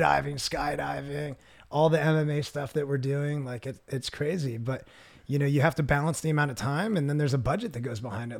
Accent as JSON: {"language": "English", "area": "suburbs of Philadelphia", "region": "Pennsylvania", "country": "United States", "tie": "born or raised there", "moved": "yes", "lives_now": "Southern California, United States", "said": "I grew up about, uh, half an hour south of Philadelphia in the suburbs of Philadelphia, which is right on the border of Pennsylvania and Delaware"}